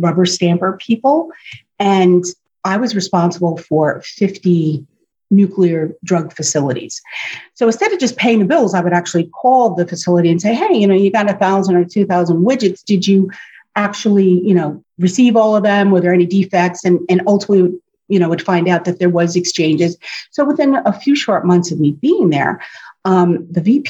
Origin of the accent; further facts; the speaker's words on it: Warwick, New York, United States; moved away as an adult; also born or lived in Nutley, New Jersey; now in Florida, United States; I grew up in Warwick, New York